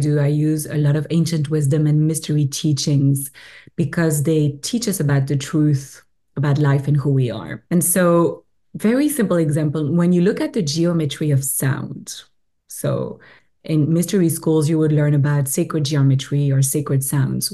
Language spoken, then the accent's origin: English; Belgium; accent: French; English is a second language; moved away as an adult; now in British Columbia, Canada; I'm originally from Belgium, which is where my beautiful French accent is coming from. But I live in Canada now, in BC, close to Vancouver